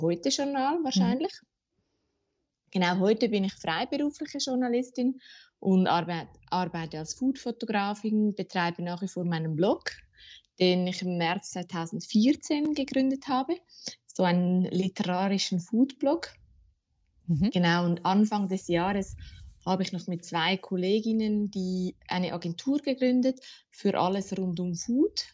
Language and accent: German; Zurich, Switzerland; Ich bin in Zürich geboren und aufgewachsen und ähm, ich lebe auch heute noch hier